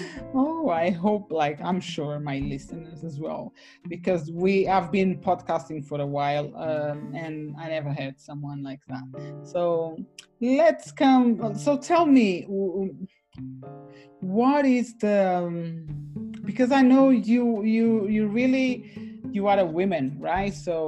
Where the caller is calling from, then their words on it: London, United Kingdom; London, UK, definitely.